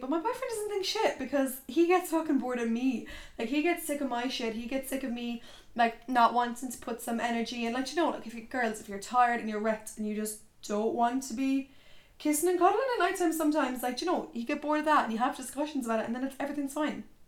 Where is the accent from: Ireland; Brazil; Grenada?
Ireland; Tipperary, Munster; moved away as an adult; now in Limerick, Ireland; My hometown friends are in Tips